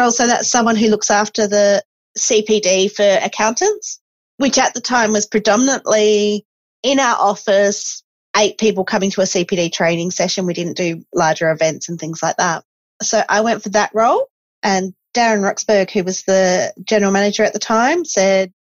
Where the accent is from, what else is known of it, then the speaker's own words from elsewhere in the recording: Esperance, Western Australia, Australia; I grew up in Esperance, so you learned that one very quickly.